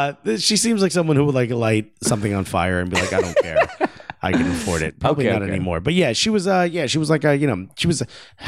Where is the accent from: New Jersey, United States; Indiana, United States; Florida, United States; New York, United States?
New Jersey, United States; Newark; I want to preface everything by saying I grew up in Newark, New Jersey.